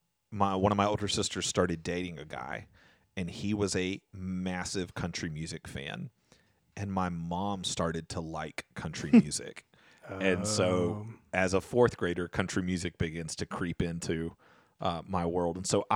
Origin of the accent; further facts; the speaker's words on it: Albany, United States; moved away; my hometown in Albany